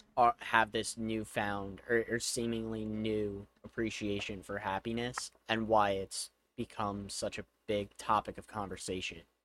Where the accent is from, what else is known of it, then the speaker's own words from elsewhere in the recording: United States; one of the disadvantages of being an American is you probably only speak one language